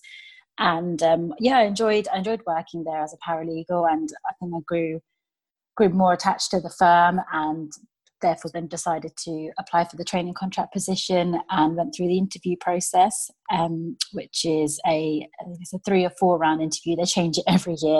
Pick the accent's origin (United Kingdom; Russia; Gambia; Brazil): United Kingdom; Milton Keynes, South East England; Originally, I'm from Milton Keynes